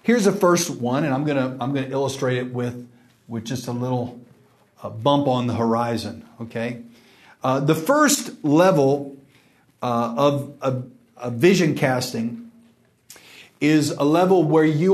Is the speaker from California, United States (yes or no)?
no; West Texas, United States; now in Dallas, United States; I'm from West Texas